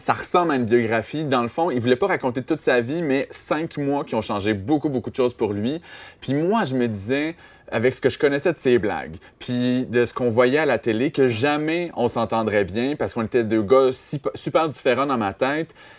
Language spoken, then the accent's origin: French; Amos, Quebec, Canada; à Amos, ma ville natale